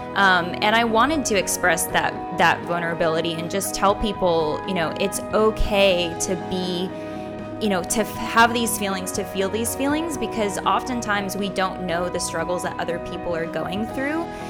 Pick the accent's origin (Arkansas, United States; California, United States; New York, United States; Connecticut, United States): Arkansas, United States; Fayetteville; I grew up in Fayetteville, um, which is where the University of Arkansas is.